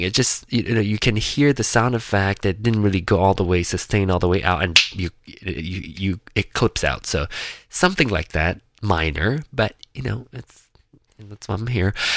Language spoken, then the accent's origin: English; Penang, Malaysia; now in Kansas City, United States; Penang which is my hometown